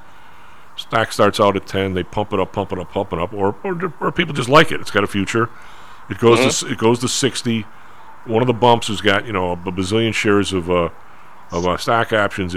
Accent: Chicago, Illinois, United States; I'm from the South Side

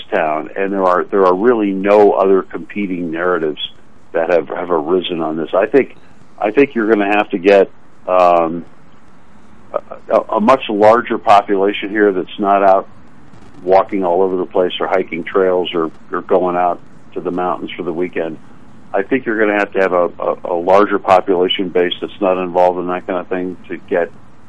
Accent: Winnipeg, Manitoba, Canada; also born or lived in Minnesota; now in Colorado, United States; I grew up in Winnipeg.

